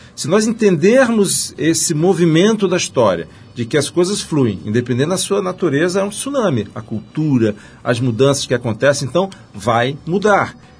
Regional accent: Rio de Janeiro, Brazil; cresci no Rio de Janeiro

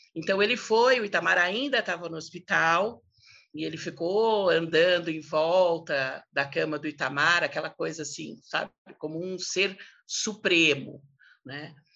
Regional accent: São Paulo, Brazil; a gente cresceu no Alto de Pinheiro

